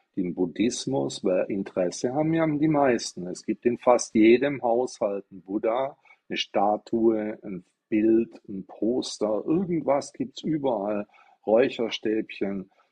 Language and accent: German; Stuttgart, Baden-Württemberg, Germany; ich komme aus Stuttgart